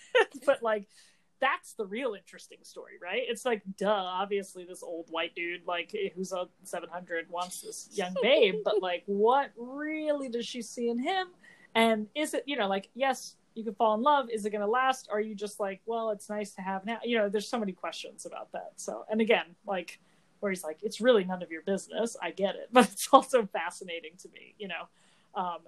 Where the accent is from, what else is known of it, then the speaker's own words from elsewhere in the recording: New Jersey, United States; we're both from New Jersey